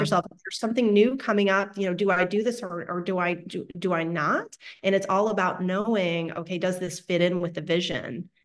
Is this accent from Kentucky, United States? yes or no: no; Ohio, United States; now in Texas, United States; I'm from Ohio, right? We have basements, not in Texas, but in Ohio